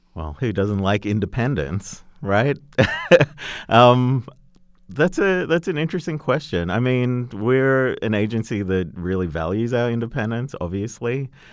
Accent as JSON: {"language": "English", "country": "Australia", "accent": "Australian", "moved": "yes", "said": "Australian tourism, which, uh, you know, through my accent, you might gather I might know a little bit about."}